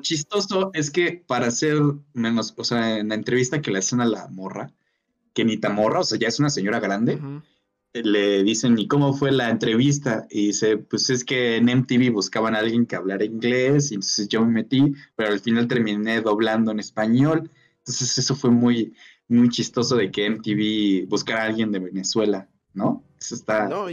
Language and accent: Spanish; Mexico